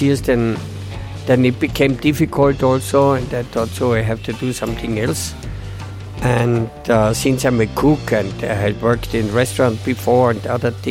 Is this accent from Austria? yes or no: yes; Austria; moved away as an adult; now in Nepal; I'm from Austria and 66 years old.